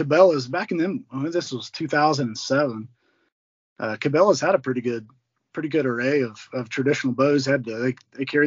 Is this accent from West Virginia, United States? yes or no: yes; West Virginia, United States; moved away as an adult; also born or lived in Ohio River; now in Montana, United States; I'm originally from West Virginia. I moved out here to Montana in 2016.